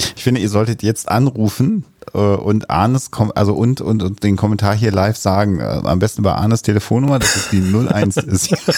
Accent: Minden, North Rhine-Westphalia, Germany; moved away; In 94 war ich aber noch in meiner Heimatstadt

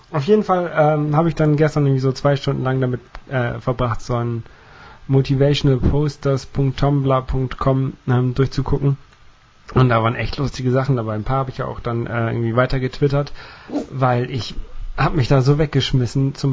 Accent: Netherlands; Ich liebe Goal, ich bin Holländer.

